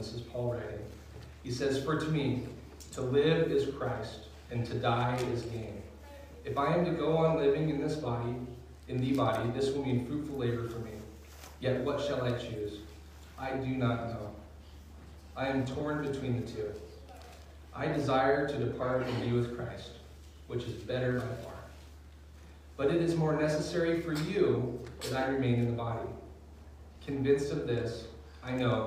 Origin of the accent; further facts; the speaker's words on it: outside of Seattle, Washington, United States; also born or lived in Nine Mile Falls, Washington; I grew up outside of Seattle